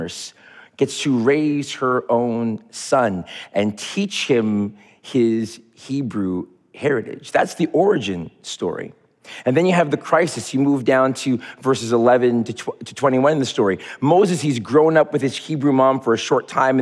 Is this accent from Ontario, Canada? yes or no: no; Montreal, Quebec, Canada; When I was 12 years old, growing up in Montreal, Quebec, God's country, God's hockey team